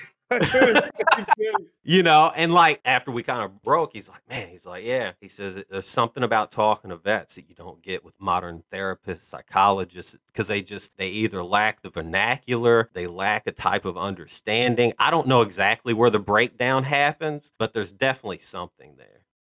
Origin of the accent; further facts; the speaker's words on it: Illinois, United States; I'm from Illinois